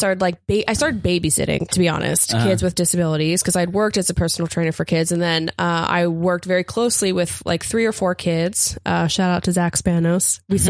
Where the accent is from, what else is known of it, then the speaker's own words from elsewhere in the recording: Appalachia, United States; and I'm from Appalachia, and like I was raised in a, you know, town of poverty